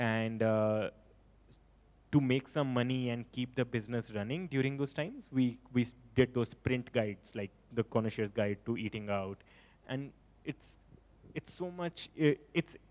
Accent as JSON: {"language": "English", "region": "Punjab", "country": "India", "said": "So we are from Punjab"}